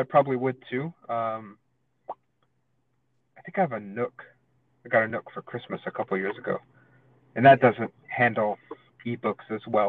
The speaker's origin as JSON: {"language": "English", "region": "the South", "country": "United States", "tie": "born or raised there", "said": "I was raised in the South"}